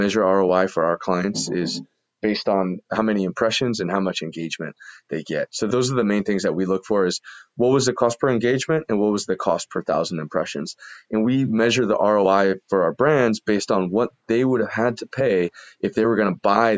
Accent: Columbus, Ohio, United States; I was from Columbus, Ohio, never really been to a big city

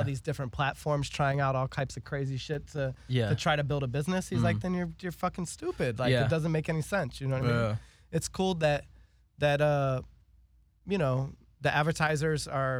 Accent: West Coast, United States; now in Los Angeles, United States; So I'm from the West Coast

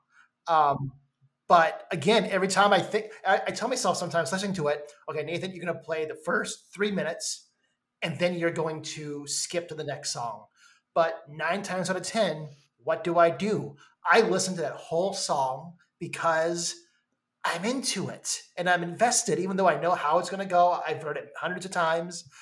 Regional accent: Minnesota, United States; I'm from Minnesota

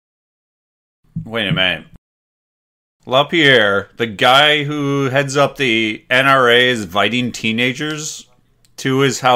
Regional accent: Wisconsin, United States; I'm from Wisconsin.

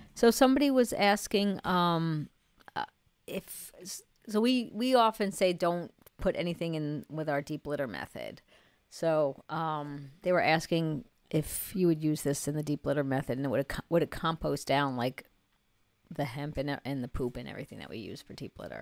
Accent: New York, United States; now in North Carolina, United States; I'm a New Yorker

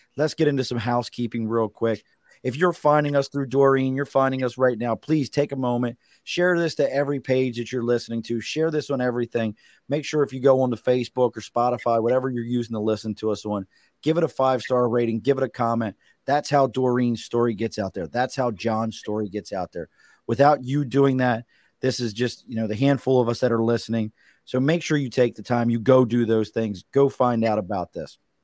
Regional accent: Baltimore, Maryland, United States; accent: Baltimore; now in New York City, United States; I grew up in Baltimore

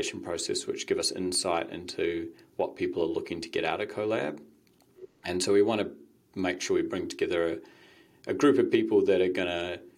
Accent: Waiheke Island, Auckland, New Zealand; moved away; also born or lived in United States; I grew up on Waiheke and then went to America

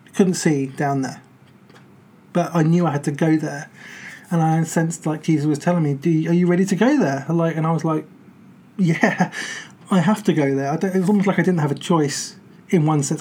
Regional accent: United Kingdom; we're British

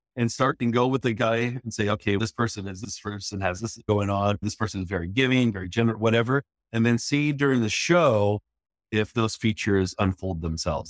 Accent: San Jose, California, United States; moved away as an adult; now in Los Angeles, United States; we're from the San Francisco Bay Area, from San Jose

